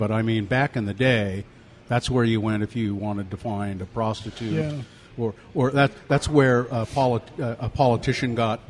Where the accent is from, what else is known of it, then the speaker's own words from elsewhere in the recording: Ogden, Utah, United States; Now, I grew up in Ogden